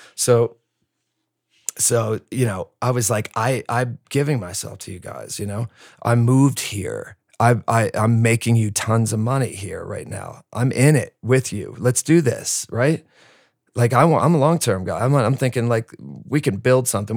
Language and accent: English; New Jersey, United States; also born or lived in Bronx, New York; I'm from Jersey